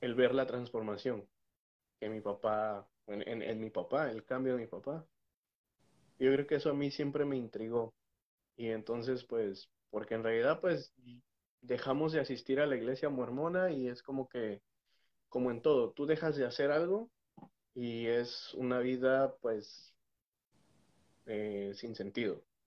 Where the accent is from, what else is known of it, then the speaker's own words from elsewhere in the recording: Mexico; also born or lived in Texas, United States; now in United States; Soy mexicano, eh, nacido en los Estados Unidos, pero criado en México